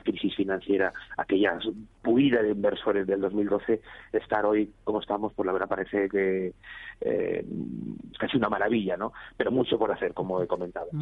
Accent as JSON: {"language": "Spanish", "region": "Valencian Community", "country": "Spain", "said": "Yo soy valenciano"}